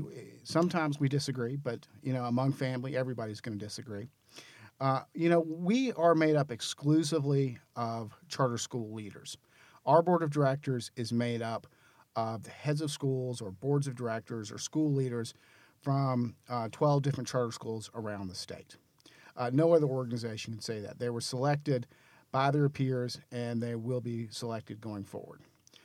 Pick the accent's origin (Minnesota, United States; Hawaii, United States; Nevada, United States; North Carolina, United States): North Carolina, United States; Greensboro; moved away as an adult; also born or lived in Clemson, South Carolina / Washington / Charlotte, North Carolina; now in Raleigh, United States; I grew up in Greensboro. Lived there most of my life, with the short exception of going to college at Clemson, and then down then in Washington for a while. I moved to Charlotte and lived there for about